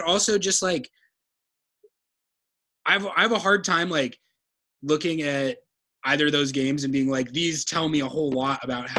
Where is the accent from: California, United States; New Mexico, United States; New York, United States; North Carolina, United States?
New Mexico, United States; moved away; I grew up in New Mexico where it's a desert, but it gets pretty cold in the winter.